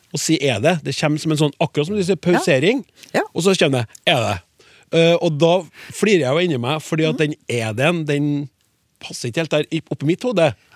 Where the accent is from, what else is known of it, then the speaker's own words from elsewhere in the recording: Trøndelag, Norway; som trønder